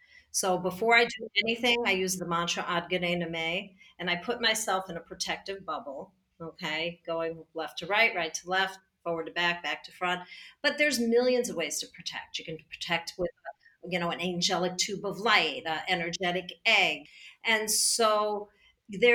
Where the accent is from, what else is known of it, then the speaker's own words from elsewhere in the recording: New York, United States; I'm a New Yorker